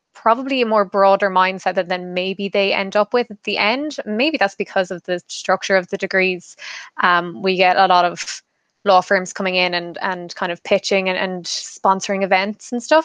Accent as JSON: {"language": "English", "area": "Kerry", "region": "Munster", "country": "Ireland", "moved": "as an adult", "lives_now": "Dublin, Ireland", "said": "I'm from Kerry myself"}